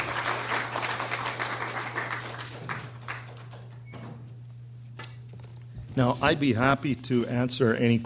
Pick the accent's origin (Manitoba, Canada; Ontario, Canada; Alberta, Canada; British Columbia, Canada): British Columbia, Canada; Vancouver; growing up in Vancouver